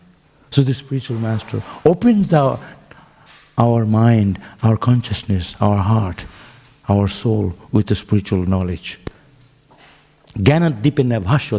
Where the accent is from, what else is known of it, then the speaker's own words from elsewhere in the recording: Santipur, West Bengal, India; moved away; also born or lived in Mayapur, India; I was born in Santipur. It's a holy place in India